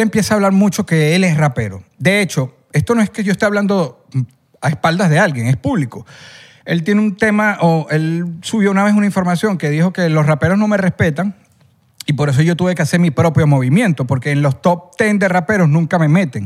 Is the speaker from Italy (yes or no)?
no; El Junquito, Capital District, Venezuela; yo cuando era niño, vivía en el Junquito